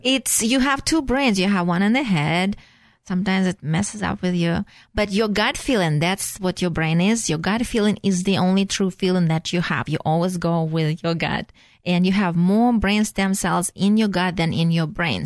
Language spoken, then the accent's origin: English; Russia; moved away; So I'm originally from Russia, so I call myself a flushing Russian.